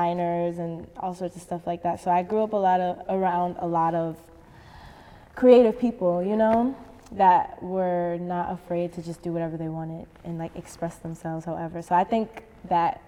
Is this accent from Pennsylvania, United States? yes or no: no; New York City, New York, United States; I had a lot of freedom, like growing up in the city. Like just being really young and going to school by myself